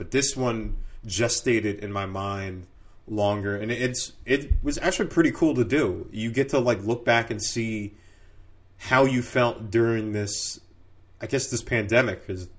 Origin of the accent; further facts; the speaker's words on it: North Brunswick, New Jersey, United States; also born or lived in Newark / Bordentown; So I was born in Newark and then from there moved to North Brunswick. And stayed there for until about 8th grade and moved down to South Jersey where we lived in Bordentown.